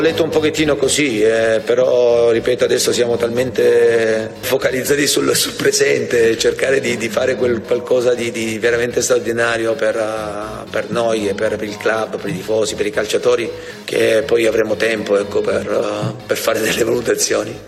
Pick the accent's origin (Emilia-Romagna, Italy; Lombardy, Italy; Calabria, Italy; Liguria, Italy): Emilia-Romagna, Italy; Sassuolo; Noi di Sassuolo